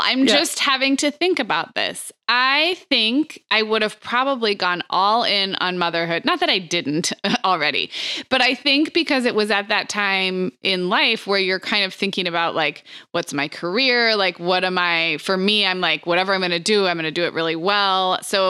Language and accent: English; California, United States; And growing up in California, I knew what a great reputation it had for typical 4-year degree programs.